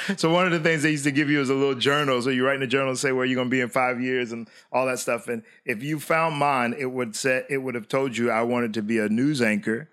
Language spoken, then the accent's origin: English; Hollywood, Florida, United States; we were raised in South Florida in the city of Hollywood